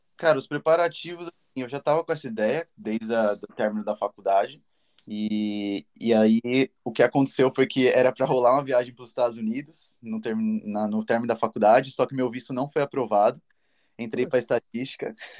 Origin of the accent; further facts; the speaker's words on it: São Paulo, Brazil; moved away as an adult; now in Dublin, Ireland; Sou de São Paulo e estou vivendo já